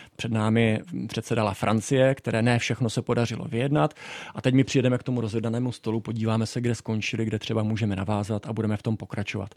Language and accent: Czech; Czechia; moved away as an adult; now in Brussels, Belgium; my máme jako Češi